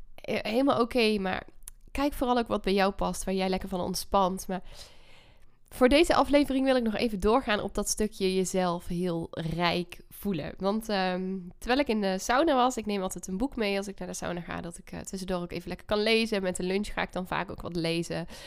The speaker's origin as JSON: {"language": "Dutch", "region": "North Brabant", "country": "Netherlands", "tie": "born or raised there", "moved": "yes", "said": "Ik ben, eh, Brabantse, eh, trots op ook. Als man woont ook nog in Brabant. In, eh, het huis ook waar ik ben opgegroeid."}